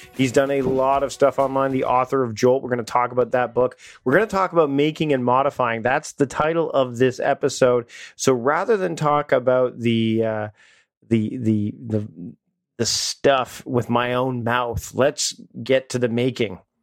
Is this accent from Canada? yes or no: yes; Canada; now in Victoria, Canada; we're both Canadian